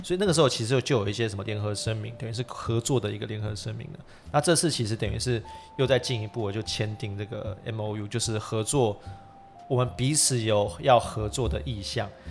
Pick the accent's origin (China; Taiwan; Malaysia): Taiwan; 我们台湾人